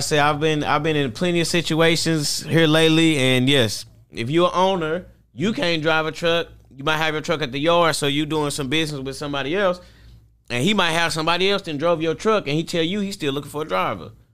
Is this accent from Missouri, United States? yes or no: yes; St. Louis, Missouri, United States; I'm from Saint Louis, Missouri